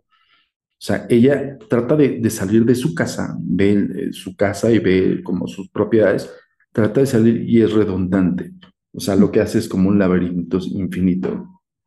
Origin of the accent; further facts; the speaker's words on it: Mexico; nosotros como mexicanos